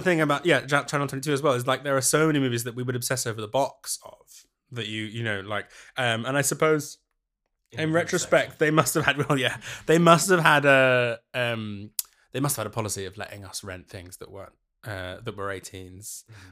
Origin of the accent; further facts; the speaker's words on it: London, United Kingdom; moved away as an adult; now in Glasgow, United Kingdom; born and brought up in North London, and then I moved to Glasgow for university